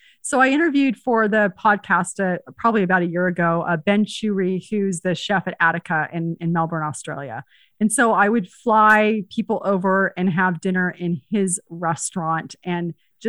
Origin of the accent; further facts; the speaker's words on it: Spain; born there; Because remember, I was born in Spain, even though it's different continents.